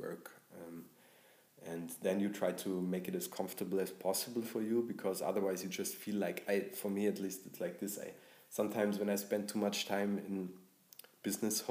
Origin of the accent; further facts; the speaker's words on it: Bavaria, Germany; growing up in Bavaria